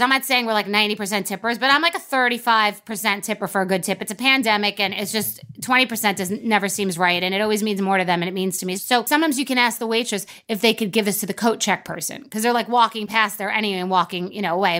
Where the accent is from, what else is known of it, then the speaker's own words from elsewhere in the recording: Long Island, New York, United States; also born or lived in Old Westbury; I'm from New York